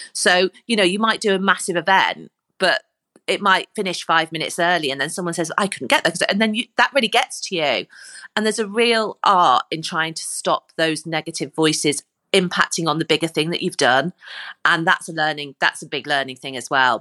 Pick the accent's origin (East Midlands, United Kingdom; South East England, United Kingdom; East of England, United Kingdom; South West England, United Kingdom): East Midlands, United Kingdom; Corby; moved away as an adult; now in Liverpool, United Kingdom; I come from Cor, from a place called Corby, and we didn't even have drama in our school